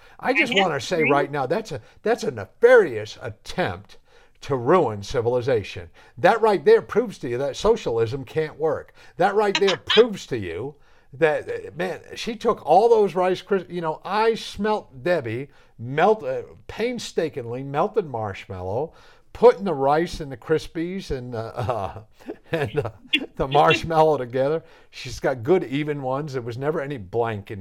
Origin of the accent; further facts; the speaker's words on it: New England, United States; moved away; when I grew up in New England